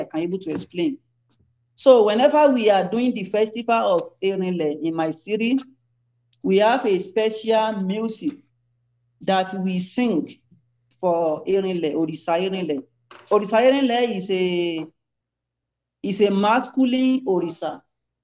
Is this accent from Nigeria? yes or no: yes; Ilobu, Osun, Nigeria; I'm from Ilobu, Osun State, Nigeria